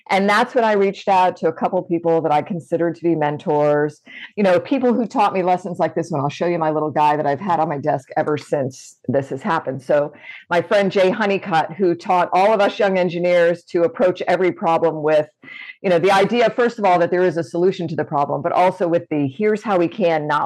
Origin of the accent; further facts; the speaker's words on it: Florida, United States; And I grew up in Good Florida where, you know, things fly to space from.